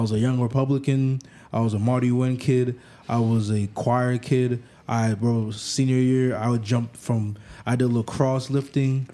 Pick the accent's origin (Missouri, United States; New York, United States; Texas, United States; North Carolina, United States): New York, United States; New York City; also born or lived in Africa; I grew up like I grew up in the Bronx